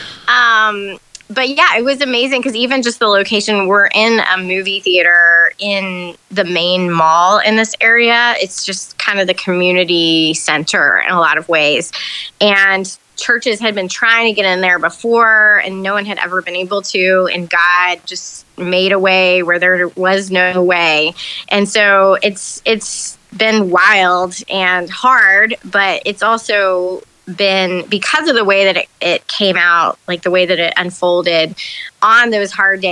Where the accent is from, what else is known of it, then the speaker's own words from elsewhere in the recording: Charlotte, North Carolina, United States; moved away as an adult; also born or lived in Chicago; now in Durham, United States; I'm originally from Charlotte, but I've lived in this area for most of my adult life.